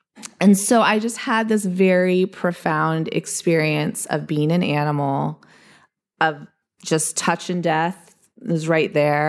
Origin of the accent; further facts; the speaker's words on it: Eastern Ohio, United States; I grew up in the Appalachian foothills of Eastern Ohio, where I lived in the woods.